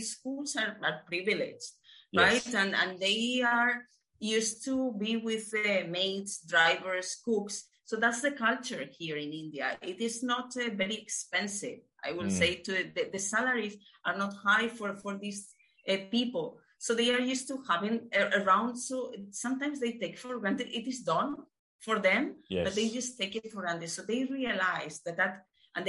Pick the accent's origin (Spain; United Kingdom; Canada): Spain; moved away as an adult; I left my home country, left Spain like 10 years back now.